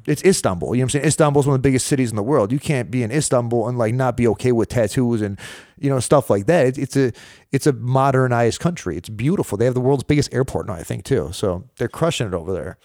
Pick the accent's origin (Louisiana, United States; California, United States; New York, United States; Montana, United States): New York, United States; Rochester; I was born and raised in Rochester, New York